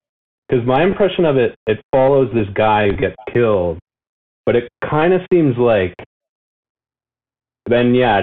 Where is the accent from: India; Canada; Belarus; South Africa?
Canada; Edmonton, Alberta; growing up in Edmonton, Alberta.